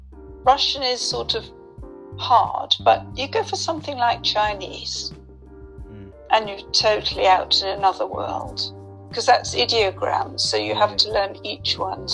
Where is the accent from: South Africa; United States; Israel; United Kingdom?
United Kingdom; London; In London.